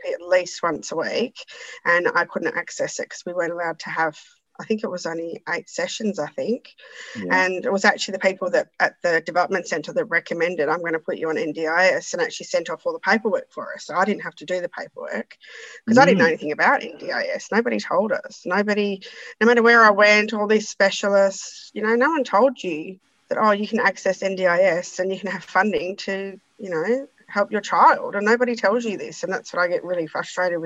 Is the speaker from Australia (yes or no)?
yes; Perth, Western Australia, Australia; I'm from Perth